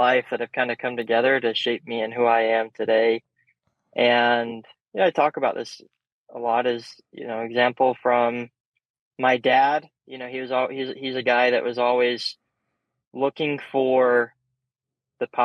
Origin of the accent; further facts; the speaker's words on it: Colorado, United States; Growing up in Colorado